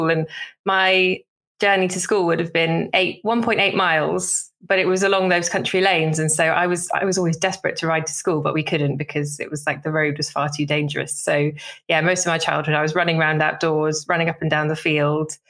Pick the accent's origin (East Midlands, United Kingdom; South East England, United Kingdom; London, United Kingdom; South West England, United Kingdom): South West England, United Kingdom; Somerset; growing up in Somerset